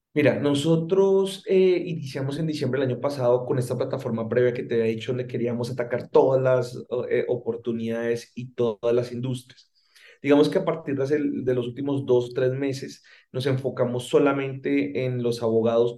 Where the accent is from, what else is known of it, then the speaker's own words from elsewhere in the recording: Colombia; moved away as an adult; now in Mexico; si bien llevo los últimos 12 años de mi carrera profesional viviendo en México, eh, como te puedes dar cuenta, soy colombiano